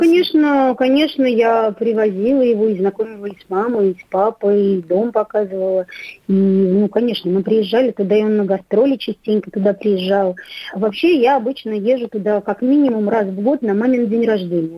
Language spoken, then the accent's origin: Russian; Minsk, Belarus; пошла в родном городе учиться